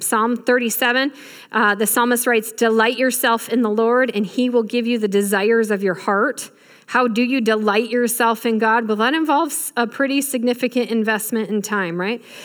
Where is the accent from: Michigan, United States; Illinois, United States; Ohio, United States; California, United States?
Michigan, United States; I grew up in Michigan